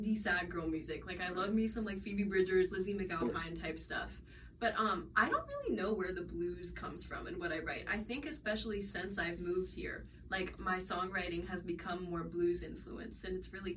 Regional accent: Hagerstown, Maryland, United States; now in New Orleans, United States; I'm from Hagerstown, Maryland, which was, like, low-key pretty boring and why I wanted to leave

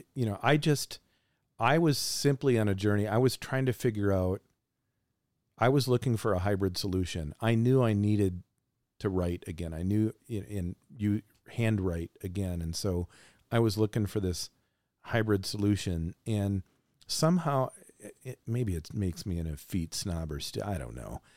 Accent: Frankenmuth, Michigan, United States; I'm a kid from Frankenmuth, Michigan

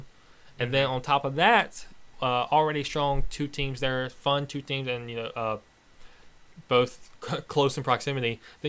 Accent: United States; they are Polish and I am American.

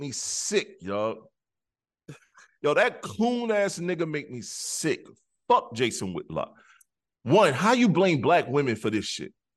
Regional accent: South Carolina, United States; I am from South Carolina

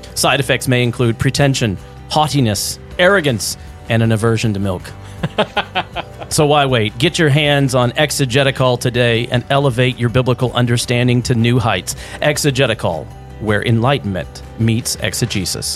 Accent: Louisiana, United States; moved away; also born or lived in Midwest; growing up in the South, in Louisiana

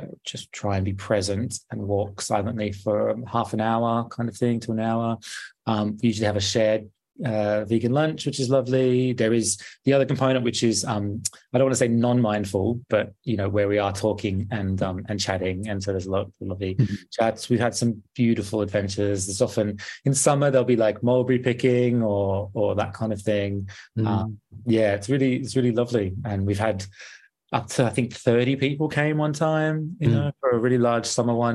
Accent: Australia; moved away as an adult; now in London, United Kingdom; growing up in Australia

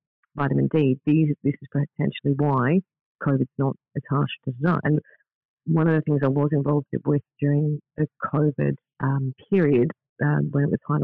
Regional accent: Australia; moved away as an adult; also born or lived in Netherlands / Spain / Philippines; now in Scotland, United Kingdom; growing up in Australia

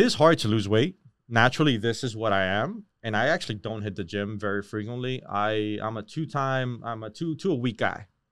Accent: Hialeah, Florida, United States; also born or lived in Miramar, Florida / Miami Lakes, Florida; I grew up in Miramar, Hialeah, you know that area

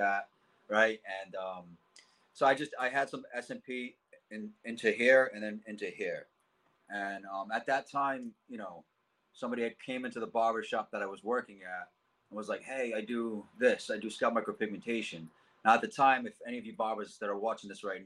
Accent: Cranston, Rhode Island, United States; I grew up in Cranston, Rhode Island, Knightsville area, my whole life

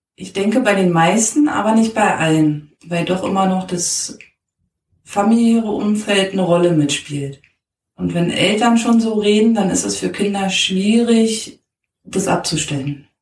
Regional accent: Berlin, Germany; Ich bin in Berlin groß geworden

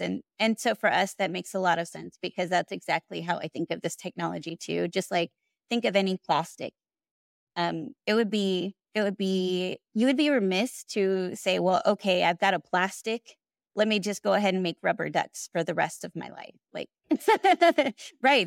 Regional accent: Houston, Texas, United States; also born or lived in Austin, Texas; I grew up in Houston

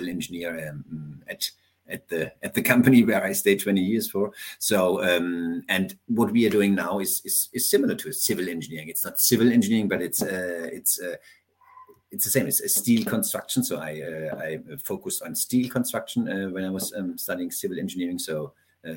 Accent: Hohenlohe, Baden-Württemberg, Germany; I'm from southern Germany. I grew up in the countryside, 1 hour north of Stuttgart, which is called Hohenlohe.

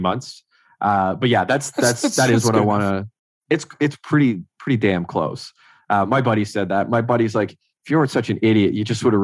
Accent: Renfrew, Ontario, Canada; now in Ottawa, Canada; my hometown, Renfrew

